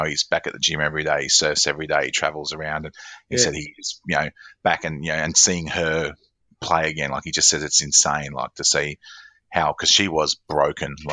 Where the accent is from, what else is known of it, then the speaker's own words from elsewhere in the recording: Australia; as an Australian